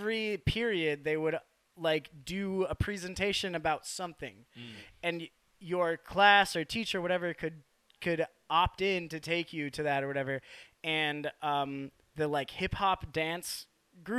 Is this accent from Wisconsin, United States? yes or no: yes; Wisconsin, United States; I grew up like in Wisconsin